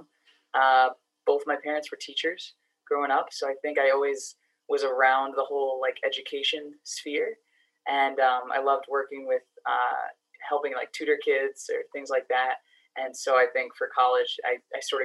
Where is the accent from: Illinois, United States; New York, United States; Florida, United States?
New York, United States; New York City; moved away as an adult; also born or lived in Boston, Massachusetts; now in Massachusetts, United States; I grew up in the Bronx, New York originally. So spent, you know, all my childhood there, same apartment building